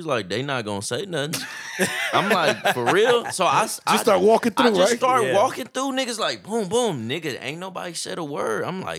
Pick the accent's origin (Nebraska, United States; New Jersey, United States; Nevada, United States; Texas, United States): Texas, United States; I'm from Texas.